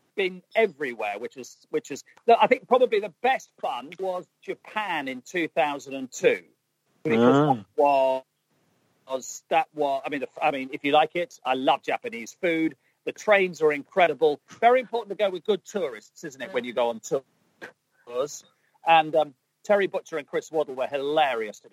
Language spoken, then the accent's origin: English; England, United Kingdom; obviously I'm English